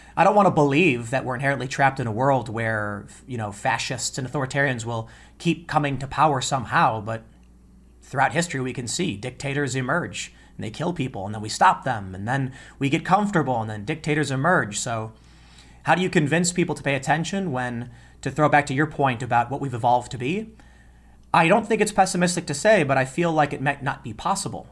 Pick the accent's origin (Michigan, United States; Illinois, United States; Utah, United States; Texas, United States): Illinois, United States; Chicago; when I was a kid growing up in Chicago